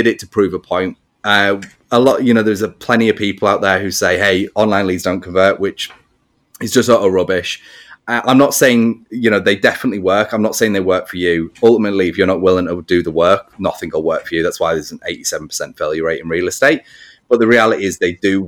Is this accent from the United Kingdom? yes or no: yes; England, United Kingdom; I'm English.